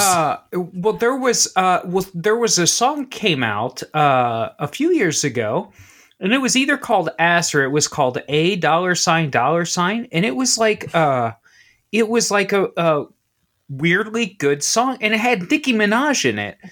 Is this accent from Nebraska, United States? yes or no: no; Southwestern Ohio, United States; I grew up in Ohio, I'm from Ohio, I'm actually from South, uh, Southwestern Ohio